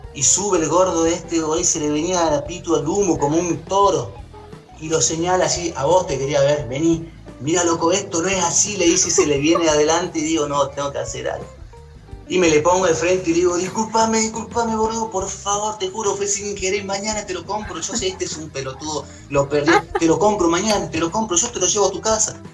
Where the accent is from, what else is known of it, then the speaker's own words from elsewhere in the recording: Jujuy, Argentina; now in Córdoba, Argentina; yo soy de Jujuy